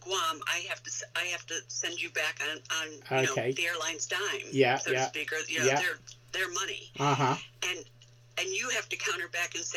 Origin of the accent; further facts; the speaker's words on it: Michigan, United States; moved away as an adult; also born or lived in New York; I grew up in Michigan, which is the U.S. state that looks like a mitten